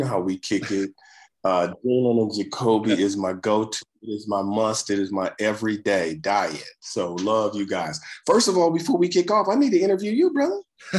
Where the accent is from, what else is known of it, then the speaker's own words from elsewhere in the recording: Detroit, Michigan, United States; I'm 65. So I grew up in the 60s. Mm-hmm. I grew up prime Motown era. Mm-hmm. I thought Detroit was next to New York or Paris.